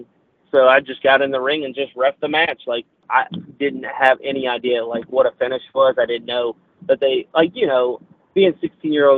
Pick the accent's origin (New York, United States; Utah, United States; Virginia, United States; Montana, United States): Virginia, United States; I'm from Virginia